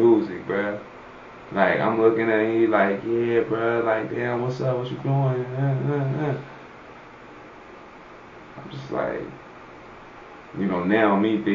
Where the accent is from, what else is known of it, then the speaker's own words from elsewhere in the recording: Cincinnati, Ohio, United States; I'm from Cincinnati